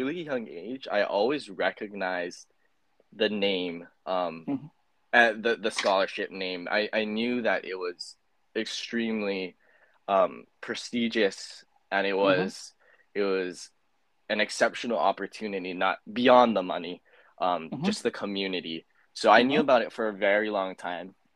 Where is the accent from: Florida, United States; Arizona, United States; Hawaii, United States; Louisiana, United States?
Hawaii, United States; I'm Native Hawaiian or I have to be Native Hawaiian to attend the school